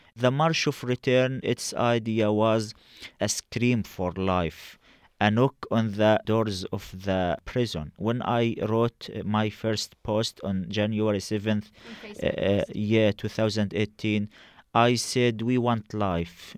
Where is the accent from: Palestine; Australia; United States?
Palestine; Rafah, Gaza Strip; I was born in Egyptian Rafah